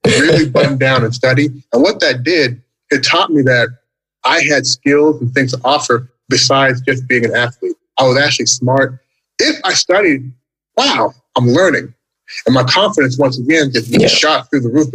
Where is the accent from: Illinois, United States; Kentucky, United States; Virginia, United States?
Kentucky, United States; Louisville; moved away as an adult; also born or lived in Toronto, Canada; now in Shanghai, China; I was born in Canada. And when I was 8 years old, 1980, we then immigrated again into the United States, to Louisville, Kentucky.